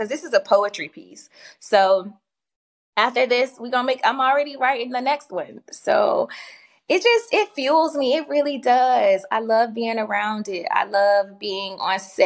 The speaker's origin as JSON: {"language": "English", "town": "Durham", "region": "North Carolina", "country": "United States", "moved": "yes", "lives_now": "Atlanta, United States", "said": "I'm actually from North Carolina. I'm from Durham, North Carolina, but excuse me, I've been in Atlanta since 2011"}